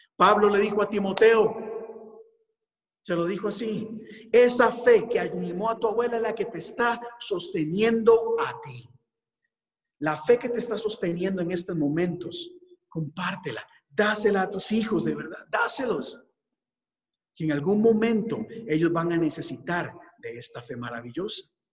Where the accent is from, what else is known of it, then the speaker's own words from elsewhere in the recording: Costa Rica; moved away as an adult; en mi país